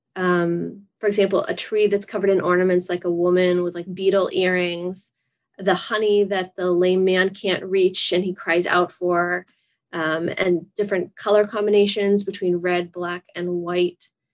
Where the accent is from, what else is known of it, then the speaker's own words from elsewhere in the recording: Massachusetts, United States; I'm from Massachusetts